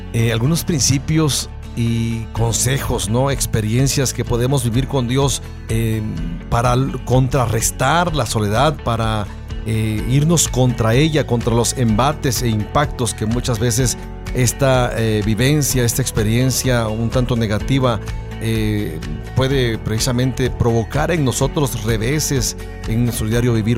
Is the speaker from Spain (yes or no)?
no; Tangamandapio, Michoacán, Mexico; lugar donde yo nací. Siempre digo ahí, Tamangandapio